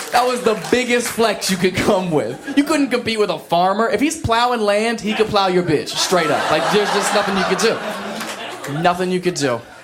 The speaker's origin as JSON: {"language": "English", "area": "an hour west of Columbus", "region": "Ohio", "country": "United States", "tie": "born or raised there", "moved": "yes", "said": "My hometown was so country, man."}